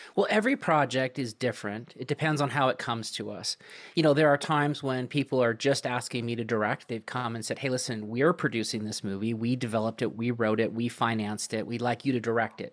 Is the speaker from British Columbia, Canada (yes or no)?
yes; Vancouver, British Columbia, Canada; moved away; originally I'm from Vancouver, Canada. Uh, that's where I kinda got my start